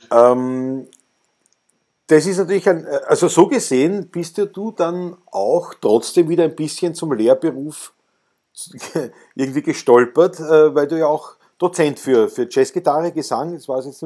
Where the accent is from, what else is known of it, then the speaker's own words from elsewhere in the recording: Austria; Ja, gut, das erstens einmal als Österreicher muss man das ja auch so sehen.